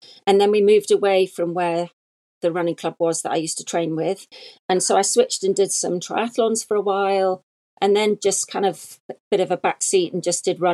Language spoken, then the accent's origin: English; near Manchester, North West England, United Kingdom; moved away as an adult; also born or lived in London; now in Kent, United Kingdom; I grew up near Manchester in the northwest of England. And when I was 18, I moved to London to start my nurse training